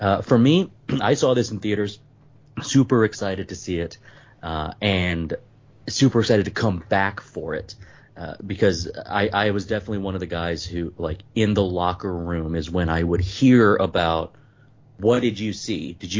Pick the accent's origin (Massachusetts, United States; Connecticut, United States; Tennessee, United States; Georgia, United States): Tennessee, United States; I'm from Tennessee and I lived on the side of a mountain